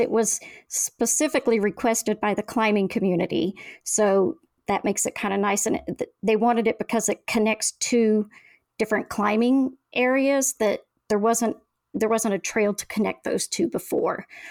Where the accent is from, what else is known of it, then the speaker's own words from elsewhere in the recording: Oklahoma, United States; now in Valdez, United States; I'm from Oklahoma